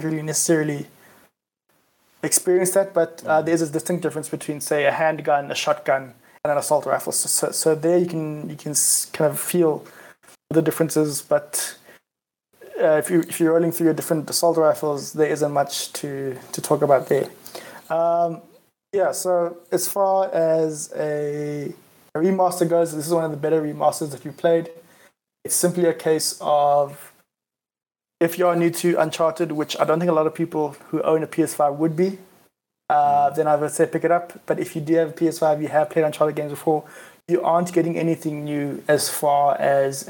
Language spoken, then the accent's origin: English; South Africa; I am South African